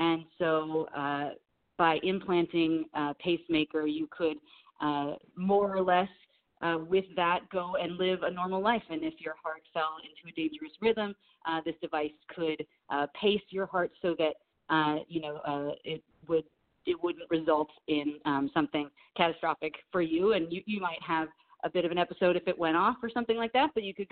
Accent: Los Angeles, California, United States; I was raised here in the San Fernando Valley and in Los Angeles, so I grew up watching Laker games

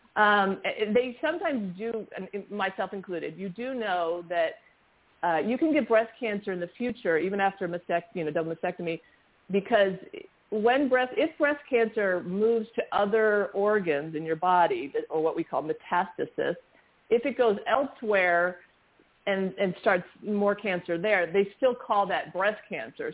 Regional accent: Los Angeles, California, United States; also born or lived in New York; my family moved here when

